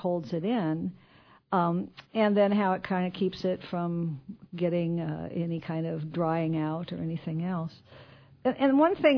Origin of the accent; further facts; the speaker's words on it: Quincy, Illinois, United States; moved away; I grew up in Quincy, and then I moved away for a long time.